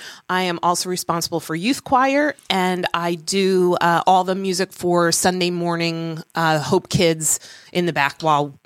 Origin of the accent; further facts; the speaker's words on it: Cherry Hill, New Jersey, United States; I grew up in Cherry Hill.